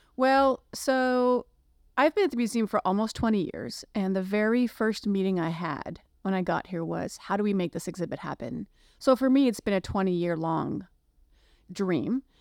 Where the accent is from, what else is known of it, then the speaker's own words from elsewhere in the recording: Canada; now in Cincinnati, United States; being Canadian